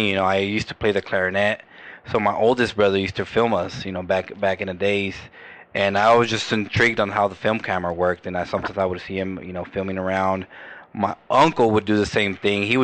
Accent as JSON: {"language": "English", "region": "California", "country": "United States", "tie": "born there", "said": "So I was I was I was born here. I was born in County Hospital. When I was 20 years old, my dad moved us all the way up to Modesto."}